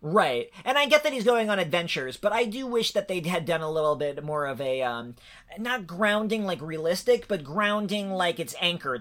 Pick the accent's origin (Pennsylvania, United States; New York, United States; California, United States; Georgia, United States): New York, United States; now in Ohio, United States; I'm originally a New Yorker